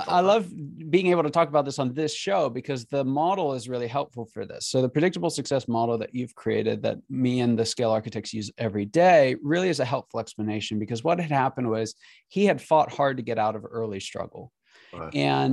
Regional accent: Pennsylvania, United States; also born or lived in California / Kansas City; now in Atlanta, United States; I was born in California, grew up in Pennsylvania, went to school in Kansas City, and I live in Atlanta.

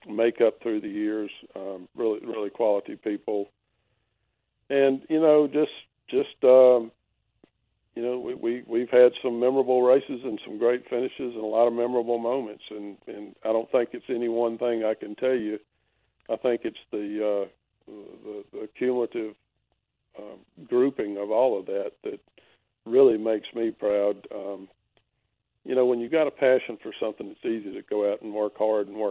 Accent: Virginia, United States; I grew up in Virginia and did that through high school

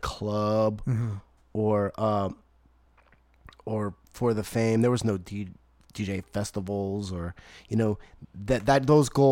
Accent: New Iberia, Louisiana, United States; I came from a small town

